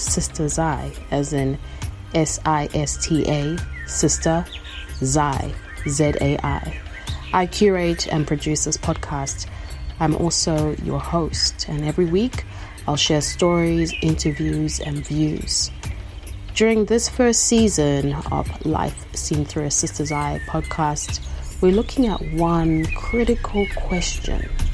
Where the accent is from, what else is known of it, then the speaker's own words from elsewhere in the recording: Harare, Zimbabwe; now in Melbourne, Australia; I am a Karanga woman, born and raised in Harare, Zimbabwe, and now I'm living in so called Melbourne, Australia